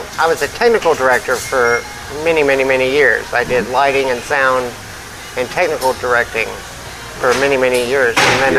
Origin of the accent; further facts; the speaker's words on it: Marlton, Arkansas, United States; I'm from right here.